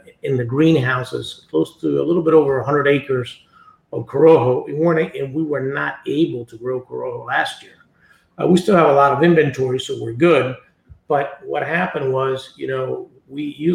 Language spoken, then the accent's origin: English; Jamastrán Valley, El Paraíso, Honduras; I grew up in the Hamestran Valley